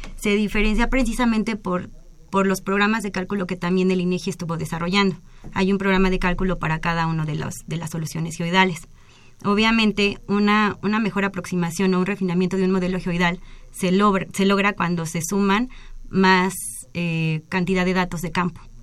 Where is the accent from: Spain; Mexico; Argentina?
Mexico; soy la primer mexicana